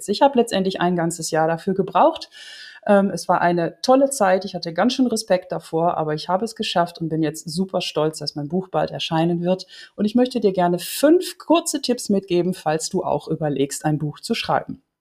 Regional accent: Netherlands; German is a second language; Ich komme aus Holland und manchmal habe ich ein paar Hollandismen drin

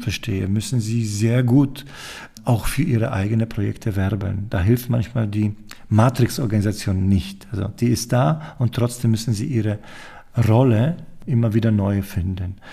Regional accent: Poland; moved away; ich komme aus Polen

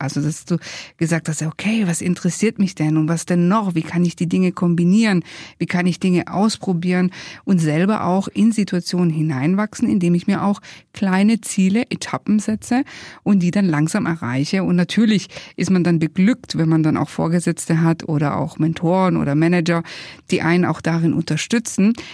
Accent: Italy; wir sind ja beide Italiener, Alessandro und ich

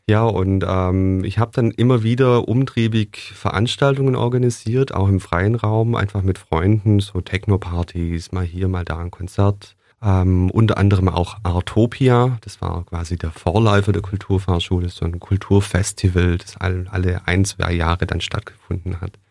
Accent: Blaubeuren, Baden-Württemberg, Germany; born there; In Blabeuren, also gar nicht so weit weg.

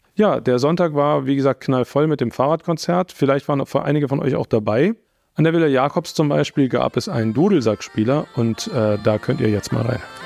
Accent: Austria; ich bin aus Österreich

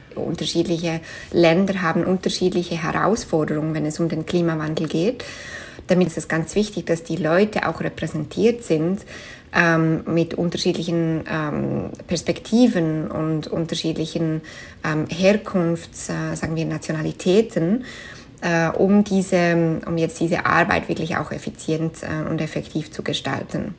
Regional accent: Switzerland; first language Swiss German; German is a second language; moved away as an adult; now in New York, United States; Schweizerisch ist natürlich meine Muttersprache, wo ich aufgewachsen bin

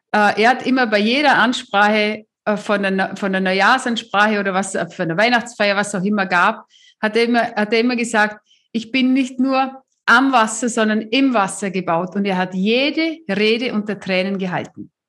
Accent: South Africa; der Mann aus meinem, äh, äh aus meinem Heimatland

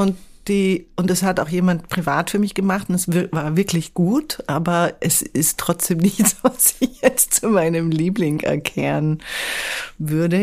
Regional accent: Vienna, Austria; moved away as an adult; now in Hamburg, Germany; ich komme aus der Stadt

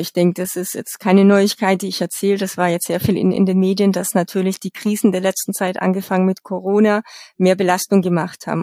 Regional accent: Bavaria, Germany; bei uns in Bayern

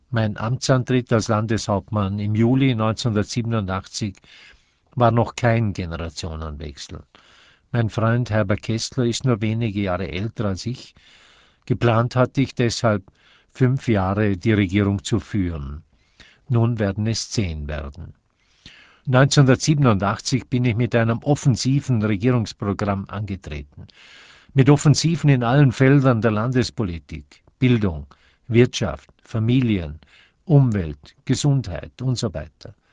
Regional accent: Thüringen, Vorarlberg, Austria; Ich habe mich in die Pflicht nehmen lassen. Zunächst für meine Heimatgemeinde Thüringen, dann 1964 für den Landtag

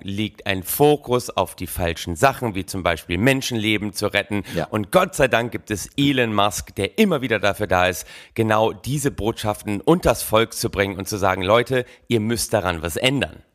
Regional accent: Oldenburg, Lower Saxony, Germany; gebürtiger Oldenburger

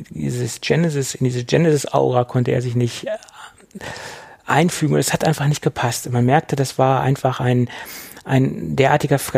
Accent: Göttingen, Lower Saxony, Germany; Ich komme nämlich aus Göttingen und ähm, besser, ja, und daher ist das halt entstanden.

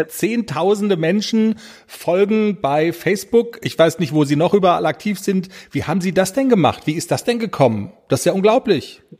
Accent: North Rhine-Westphalia, Germany; accent: Westphalian; im Westfälischen, wo ich herkomme, sagt man dabei sagen

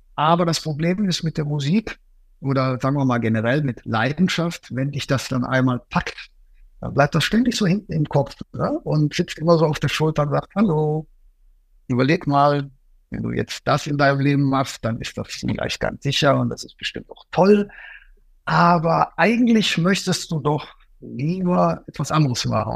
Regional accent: Cologne, North Rhine-Westphalia, Germany; moved away; also born or lived in Ruhr area; Ich komme ja auch ursprünglich aus Köln

